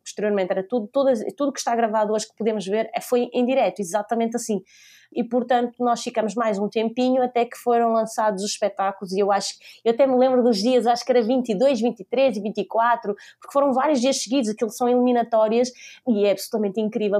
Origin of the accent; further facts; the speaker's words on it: Maia, Norte, Portugal; also born or lived in Lisbon; Eu sou lisboeta, mas eh, basicamente nasci em Lisboa, vivi até os meus 4 anos e depois eh, a minha família mudou-se para, para a Maia